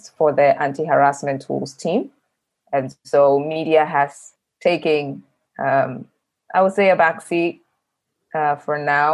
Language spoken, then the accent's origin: English; Ghana; I am Ghanaian. My mom is Ghanaian. I live in Accra, Ghana